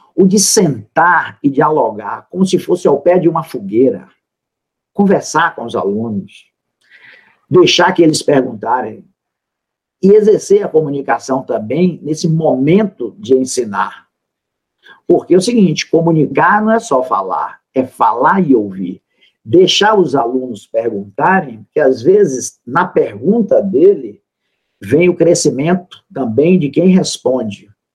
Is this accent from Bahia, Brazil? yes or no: yes; Salvador, Bahia, Brazil; Eu sou da Bahia, da terra da felicidade, de Salvador